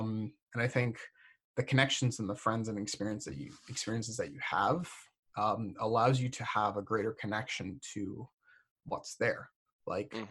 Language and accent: English; Florida, United States; moved away as an adult; also born or lived in Massachusetts; I'm from Florida, but I just recently got done spending 4 years in Massachusetts